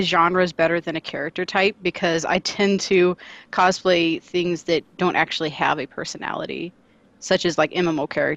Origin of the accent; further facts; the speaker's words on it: Southern Illinois around St. Louis, United States; moved away; I was originally from Southern Illinois around St. Louis